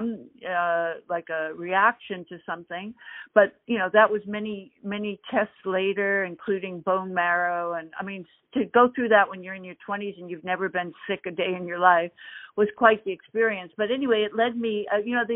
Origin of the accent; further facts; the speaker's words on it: Boston, Massachusetts, United States; moved away as an adult; now in California, United States; I am a Boston girl